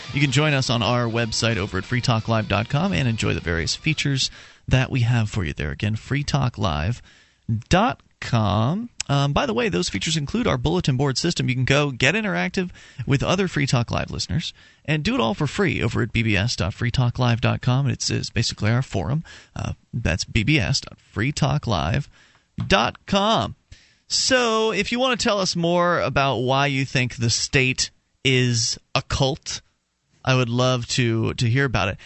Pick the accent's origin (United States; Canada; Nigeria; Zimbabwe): United States; Florida; moved away as an adult; now in New Hampshire, United States; I'm a native of Florida, and I spent 26 years of my life there. Uh, moved up here in, in 2006